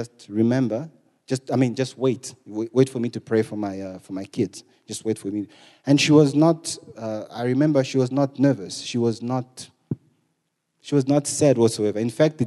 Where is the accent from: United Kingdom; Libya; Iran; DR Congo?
DR Congo; eastern Congo; moved away; I'm from Congo, the eastern part of Congo